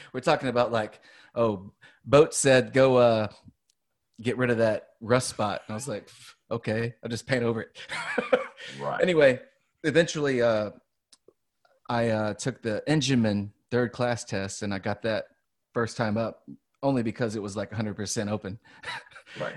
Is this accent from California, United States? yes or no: no; Louisiana, United States; moved away; I'm from Louisiana